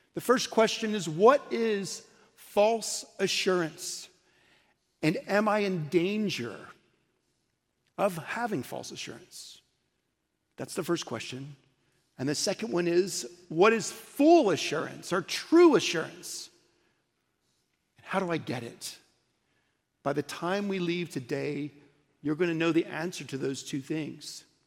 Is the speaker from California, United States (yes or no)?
no; Oklahoma City, Oklahoma, United States; also born or lived in St. Louis; now in Dallas, United States; I grew up in Oklahoma City